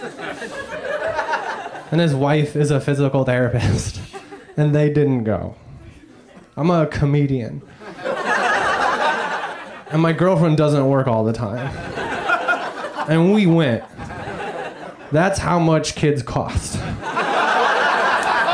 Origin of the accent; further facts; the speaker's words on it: Indiana, United States; I grew up in Indiana